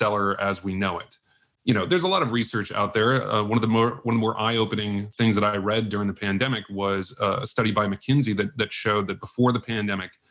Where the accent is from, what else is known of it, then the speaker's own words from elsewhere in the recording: Indianapolis, Indiana, United States; moved away as an adult; also born or lived in San Francisco; now in New York, United States; I'm a Midwesterner at heart. I live in New York. I grew up in Indianapolis